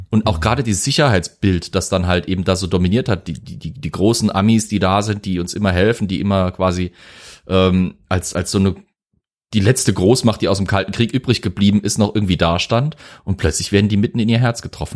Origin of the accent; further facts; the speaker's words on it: Zweibrücken, Rhineland-Palatinate, Germany; ich bin ja aus Zweibrücken, war ein US-Flughafen äh, eine ganze Weile lang, bis dann eben Rammstein das Ganze mitgeschluckt hat und der wichtigste Stützpunkt war. Bei uns in der Heimat